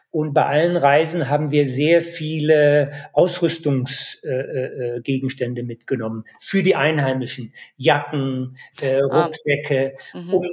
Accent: Dolpo, Karnali Province, Nepal; Ich war zehn Jahre äh, lang nicht in Apadolpo, aber deine Bilder, ja, die lassen mich das Apadolpo, meine Heimat, nochmal neu erleben.

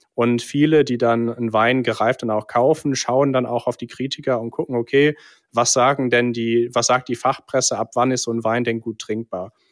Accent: England, United Kingdom; now in Cologne, Germany; ich bin äh, tatsächlich gebürtiger Brite, mhm. bin in England geboren und aufgewachsen

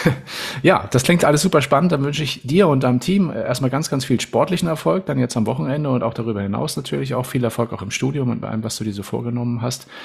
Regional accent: Northern Germany, Germany; Nun bin ich ja mhm. Norddeutscher

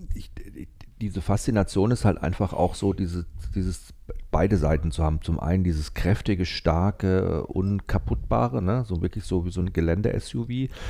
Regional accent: Cuxhaven, Lower Saxony, Germany; bei uns in Cuxhaven

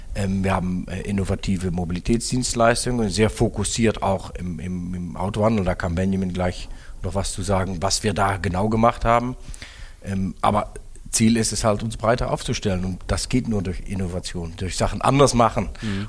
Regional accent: Netherlands; moved away as an adult; now in Germany; gebürtige Niederländer

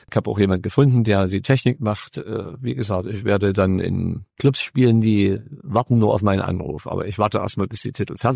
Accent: Freiberg, Saxony, Germany; ich bin neben der Kirche aufgewachsen in Freiberg

